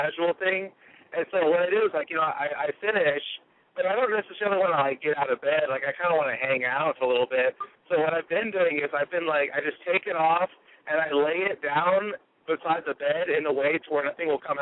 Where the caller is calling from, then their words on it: Texas, United States; calling from Texas.